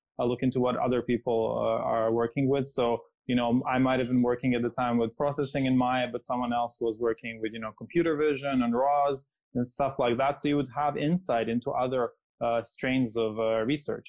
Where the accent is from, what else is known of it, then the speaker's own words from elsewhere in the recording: Serbia; moved away as an adult; also born or lived in London, United Kingdom; I'm originally from Serbia. I finished my undergrad and my first master's course in Belgrade